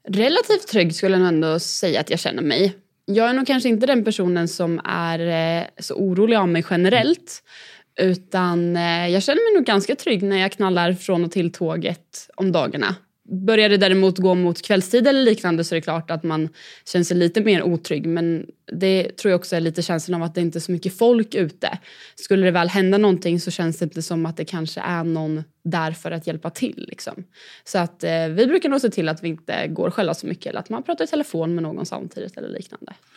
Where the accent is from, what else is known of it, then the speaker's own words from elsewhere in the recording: Katrineholm, Södermanland, Sweden; Jag är född och uppvuxen i eh, Katrineholm